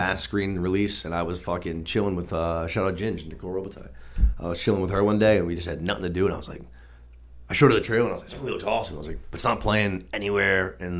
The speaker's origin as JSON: {"language": "English", "country": "United States", "said": "because we're from America"}